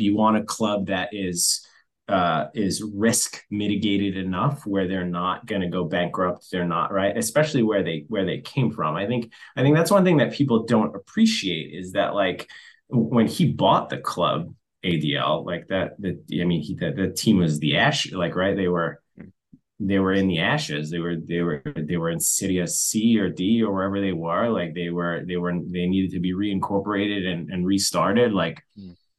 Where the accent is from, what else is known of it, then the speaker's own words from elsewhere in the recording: New York, United States; being a New Yorker by blood